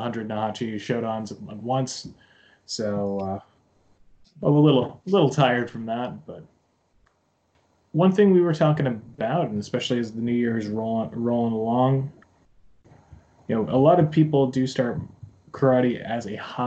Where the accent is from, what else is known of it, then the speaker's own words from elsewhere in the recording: United States; now in Japan; when I was growing up in the States